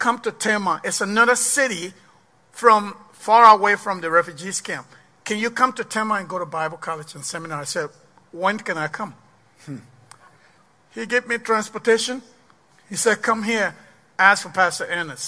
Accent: Liberia; also born or lived in Ghana / Ivory Coast; now in Waterloo, United States; So the war started, and then I left Liberia in the 90s

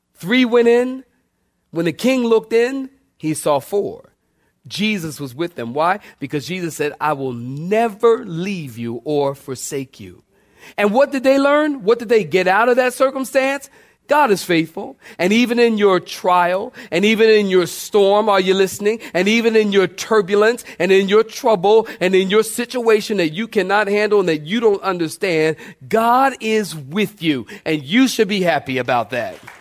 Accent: Philadelphia, Pennsylvania, United States; I'm from Philly now

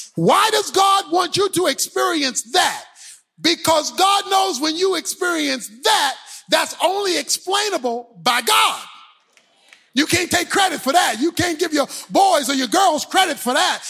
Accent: Baltimore, Maryland, United States; When I was growing up in Baltimore

